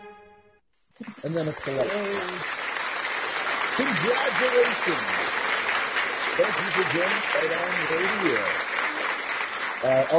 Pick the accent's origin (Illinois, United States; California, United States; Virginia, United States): California, United States; I was born and raised in California